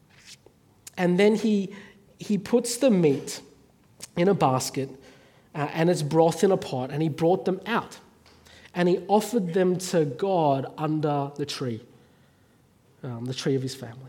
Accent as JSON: {"language": "English", "country": "Australia", "moved": "as an adult", "lives_now": "North Africa", "said": "being Chinese Australian"}